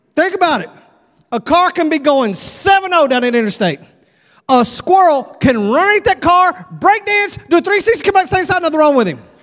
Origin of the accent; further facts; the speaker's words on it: Texas, United States; I'm from Texas